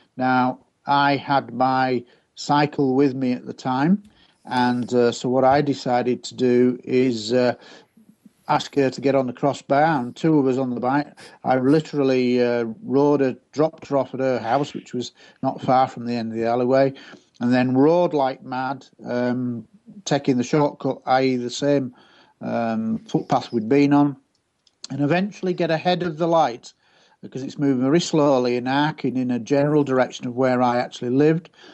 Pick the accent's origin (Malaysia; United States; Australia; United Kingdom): United Kingdom; Scunthorpe, Yorkshire and the Humber; my hometown of Scunthorpe